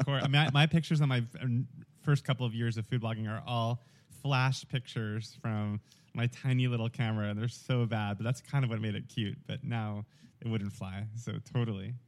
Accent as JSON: {"language": "English", "region": "New York", "country": "United States", "tie": "born or raised there", "also_born_or_lived": "Atlanta", "accent": "thick New York", "moved": "as an adult", "said": "I grew up in New York and I had, growing up, a very thick New York accent"}